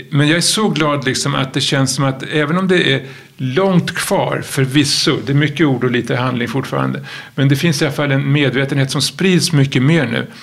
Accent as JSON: {"language": "Swedish", "town": "Stockholm", "region": "Stockholm County", "country": "Sweden", "tie": "born or raised there", "said": "jag är uppväxt i Stockholm"}